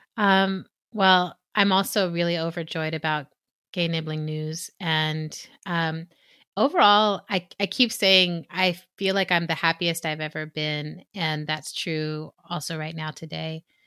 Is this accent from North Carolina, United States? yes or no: no; Texas, United States; All of us are from Texas.